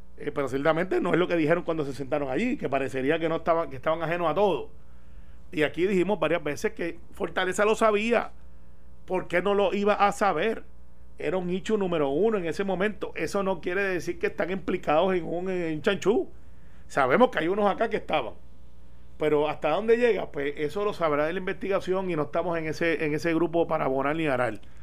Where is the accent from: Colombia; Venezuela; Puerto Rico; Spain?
Puerto Rico; Guaynabo; los que somos de Guaynabo